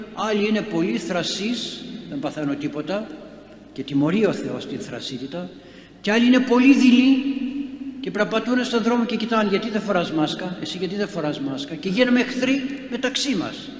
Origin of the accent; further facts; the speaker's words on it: Greece; είμαι Έλληνας